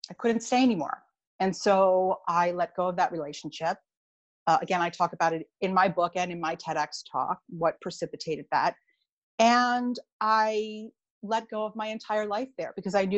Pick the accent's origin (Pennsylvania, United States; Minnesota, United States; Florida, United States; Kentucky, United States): Pennsylvania, United States; Philadelphia; also born or lived in Bucks County, Pennsylvania; I am from the Philadelphia area. So right now I live in an area called Bucks County